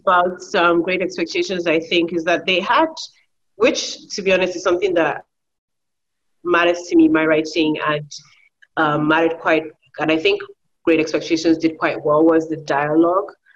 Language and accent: English; Nigeria; also born or lived in United Kingdom; I'm from uh, Nigeria as well. Um, also, I'm also British